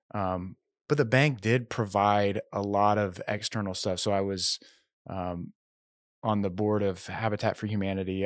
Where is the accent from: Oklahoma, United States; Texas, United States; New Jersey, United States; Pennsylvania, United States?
Oklahoma, United States; Tulsa; moved away as an adult; also born or lived in Arkansas / Los Angeles, California; now in Nashville, United States; I grew up in Tulsa, Oklahoma